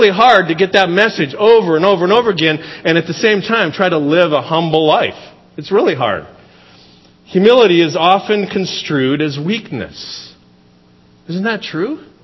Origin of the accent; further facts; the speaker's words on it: Seattle, Washington, United States; You know, we come from the Seattle area. It's beautiful there, but this is like over the top beautiful compared to that.